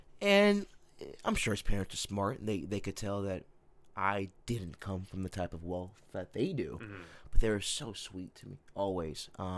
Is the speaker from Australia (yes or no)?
no; Chino, California, United States; Because I'm from Chino.